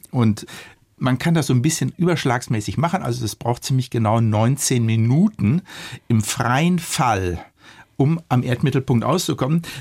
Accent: Germany; Wir als Deutsche, wir waren ja ganz weit

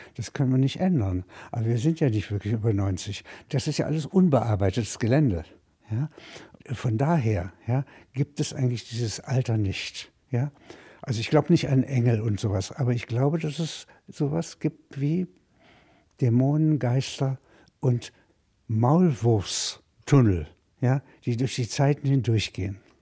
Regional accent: Halberstadt, Saxony-Anhalt, Germany; moved away; ich komme aus Halberstadt, das ist, wenn Sie wollen, eine Kleinstadt, sagt man

